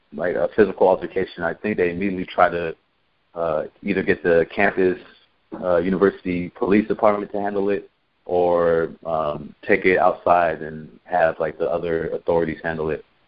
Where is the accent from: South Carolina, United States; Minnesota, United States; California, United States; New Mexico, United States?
California, United States; Santa Cruz; moved away; I'm not from Santa Cruz, but I grew grew up in Santa Cruz uh, from like middle school on.